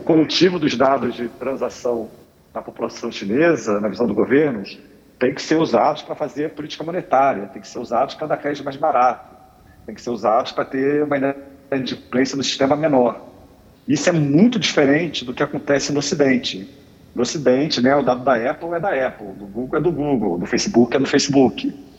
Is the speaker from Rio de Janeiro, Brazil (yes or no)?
yes; Rio de Janeiro, Brazil; Eu sou carioca